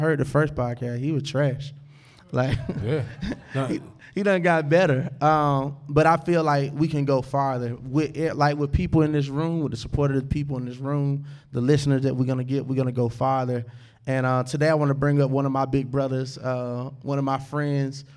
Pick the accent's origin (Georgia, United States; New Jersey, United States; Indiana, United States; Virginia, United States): Georgia, United States; Monroe; moved away; I'm from Monroe, Georgia